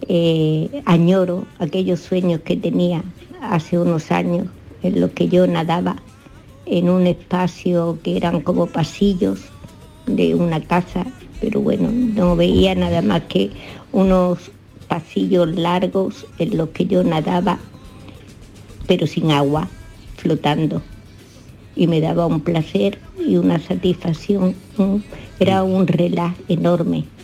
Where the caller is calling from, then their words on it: Málaga, Andalusia, Spain; de Málaga.